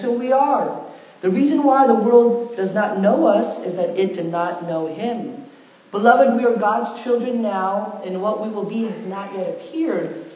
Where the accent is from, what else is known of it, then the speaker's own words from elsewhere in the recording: United States; I had one foot in the Korean culture and one foot in the American culture